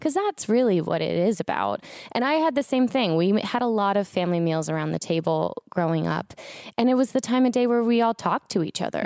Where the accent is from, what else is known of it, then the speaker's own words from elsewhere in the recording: Florida, United States; now in Los Angeles, United States; I was growing up in Florida